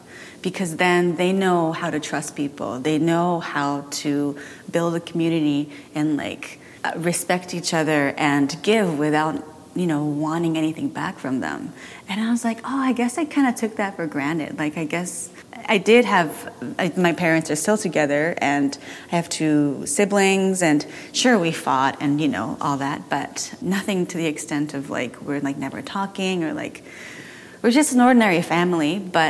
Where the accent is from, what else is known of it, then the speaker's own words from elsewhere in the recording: Tokyo, Japan; also born or lived in Belgium / Washington, D.C.; I was born in Japan. From 2 to 5, I was in Belgium. No, in D.C., Washington, D.C., then 5 to 9, I went back to Japan, and 9 to 12, I was in Belgium, and I went to a British school there.